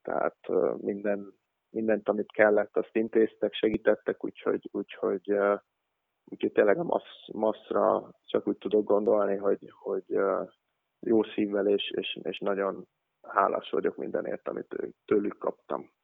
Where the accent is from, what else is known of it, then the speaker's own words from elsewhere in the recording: Hungary; moved away as an adult; also born or lived in Idaho, United States; magyarok mi nem sokan voltunk